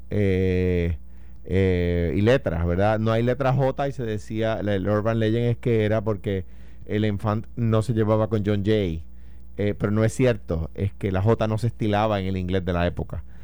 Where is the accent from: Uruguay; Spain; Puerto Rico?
Puerto Rico; no, no, yo soy de esa nación. Tú te lo a creer. Yo soy